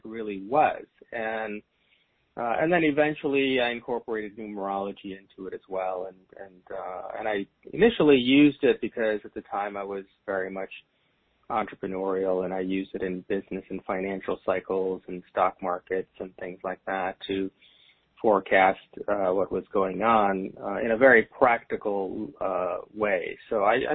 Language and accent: English; India; And I am from India and brought up in a very traditional Indian family